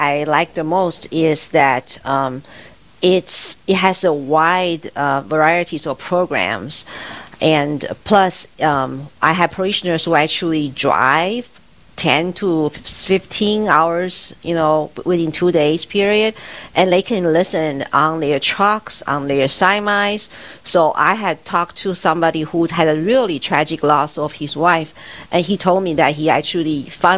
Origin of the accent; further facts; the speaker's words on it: Taiwan; first language Mandarin Chinese; English is a second language; moved away as an adult; also born or lived in East Coast, United States; now in Aberdeen, United States; I was born and raised in Taiwan, and I was a cradle Catholic